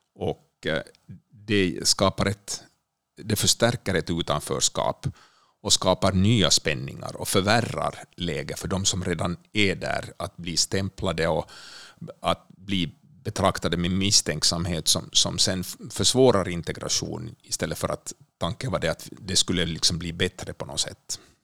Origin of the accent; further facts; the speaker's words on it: Finland; now in Sweden; jag som finländare